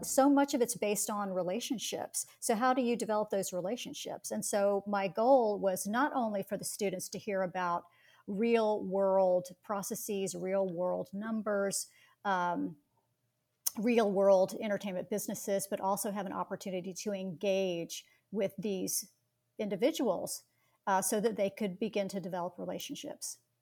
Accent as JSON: {"language": "English", "town": "Atlanta", "region": "Georgia", "country": "United States", "tie": "born or raised there", "said": "growing up in Atlanta, Georgia"}